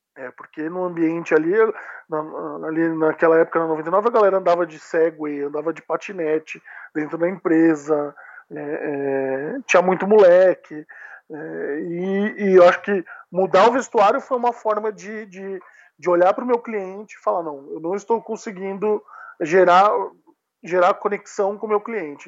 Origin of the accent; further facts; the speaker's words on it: Sorocaba, São Paulo, Brazil; moved away as an adult; now in São Paulo, Brazil; eu sou do interior de São Paulo